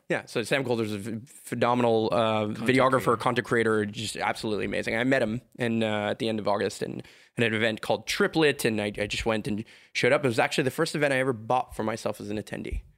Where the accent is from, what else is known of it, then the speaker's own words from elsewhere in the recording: Montreal, Quebec, Canada; I can live in Montreal